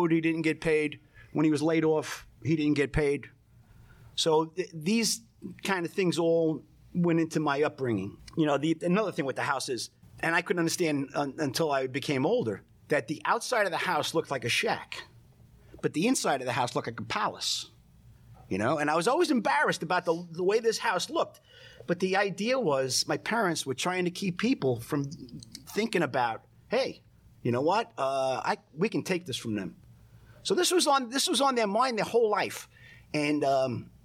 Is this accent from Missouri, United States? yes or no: no; New York City, New York, United States; I was born in Bay Ridge, Brooklyn